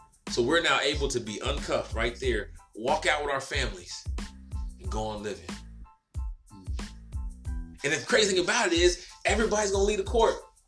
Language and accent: English; the South, United States; I'm from the South now